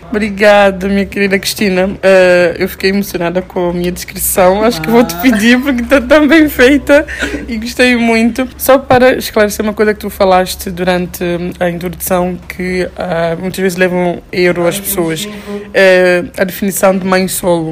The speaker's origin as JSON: {"language": "Portuguese", "country": "São Tomé & Príncipe", "said": "sabores da minha terra"}